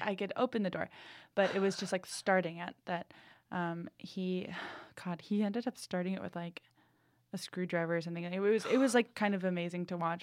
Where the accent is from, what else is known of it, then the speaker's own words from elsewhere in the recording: New England, United States; I'm from New England